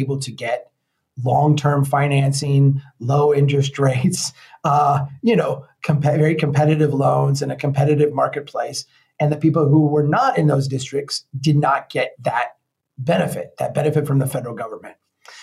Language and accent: English; Brainerd, Minnesota, United States; my hometown here, Brainerd